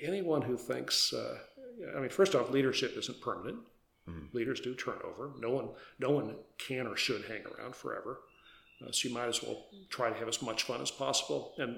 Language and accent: English; Wisconsin, United States; I was an old Green Bay Packer fan since I grew up in Wisconsin